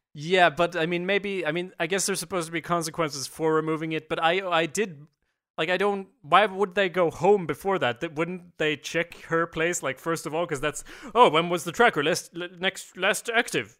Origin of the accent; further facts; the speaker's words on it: Sweden; we're from Sweden